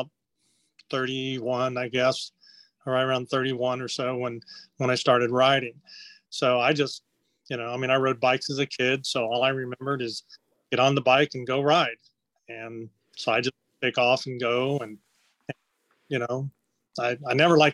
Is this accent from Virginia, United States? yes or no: no; Ohio, United States; I was raised in Ohio. I grew up between Cincinnati and Dayton, Ohio.